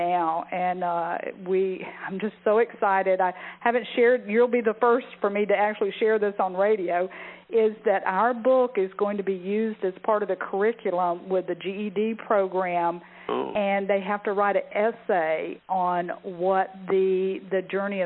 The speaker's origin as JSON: {"language": "English", "region": "the South", "country": "United States", "tie": "born or raised there", "said": "I was raised in the South"}